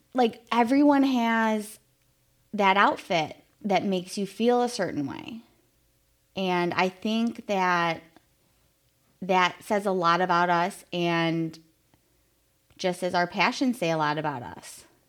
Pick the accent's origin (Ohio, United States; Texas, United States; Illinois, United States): Illinois, United States; Chicago; a little Irish Catholic girl growing up in Chicago